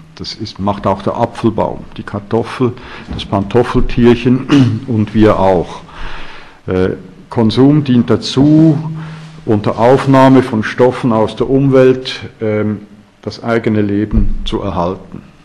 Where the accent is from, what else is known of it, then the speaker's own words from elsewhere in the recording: Switzerland; bei uns in der Schweiz